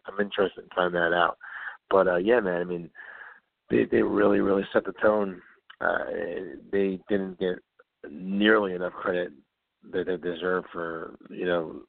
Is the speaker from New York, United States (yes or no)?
yes; New York, United States; I grew up in New York